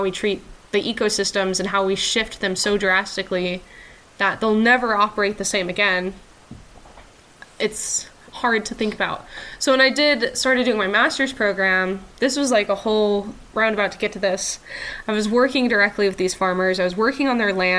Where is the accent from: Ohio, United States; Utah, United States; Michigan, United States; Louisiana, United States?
Utah, United States; southern; also born or lived in Salt Lake City; now in Eastern Washington, United States; I grew up in a very rural place.